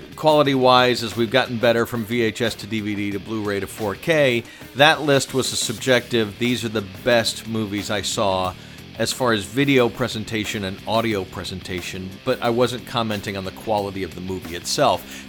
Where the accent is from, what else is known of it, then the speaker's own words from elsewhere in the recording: Atlanta, Georgia, United States; my hometown when I was growing up